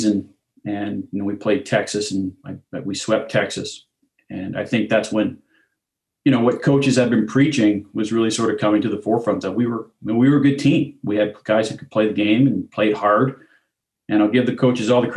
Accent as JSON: {"language": "English", "area": "outside of Ottawa", "region": "Ontario", "country": "Canada", "tie": "born or raised there", "also_born_or_lived": "Nebraska", "moved": "as an adult", "lives_now": "Toronto, Canada", "said": "I grew up outside of Ottawa, which is a little bit outside of baseball country in Canada"}